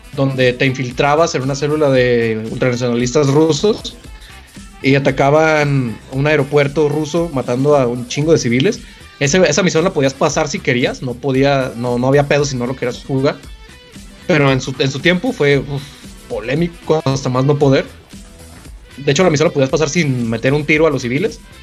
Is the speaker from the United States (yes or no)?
no; Mexico